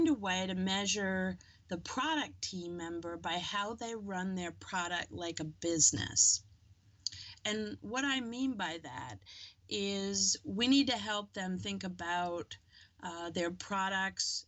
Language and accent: English; New Zealand; moved away; I grew up in New Zealand